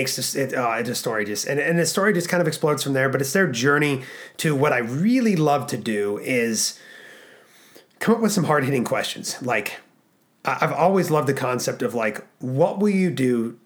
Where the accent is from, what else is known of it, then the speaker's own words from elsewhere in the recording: Alaska, United States; We were born and raised in Alaska.